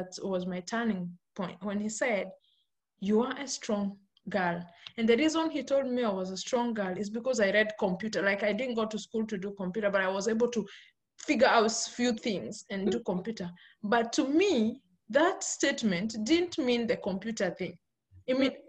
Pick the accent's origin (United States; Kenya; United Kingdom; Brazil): Kenya; I'm born and brought up in Kenya. Kenya is in Africa. And I grew up in the village.